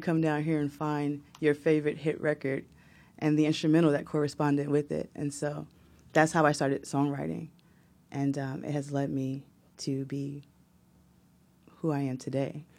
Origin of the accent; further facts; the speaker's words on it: Newark, New Jersey, United States; I was born in Newark, New Jersey, same hospital as Shaquille O'Neal.